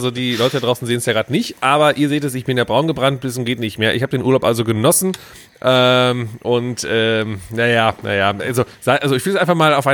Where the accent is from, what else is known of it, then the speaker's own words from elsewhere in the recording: Southern Germany, Germany; Weil ich komme ja aus dem Süden Deutschlands.